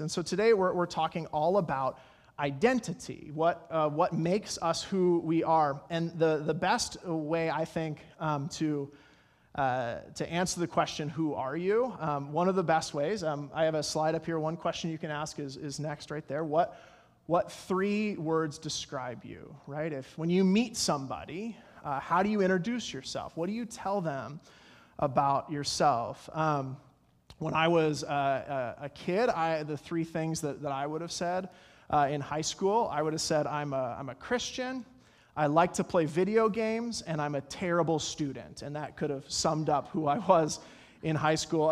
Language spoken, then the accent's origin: English; Colorado, United States; I'm from Colorado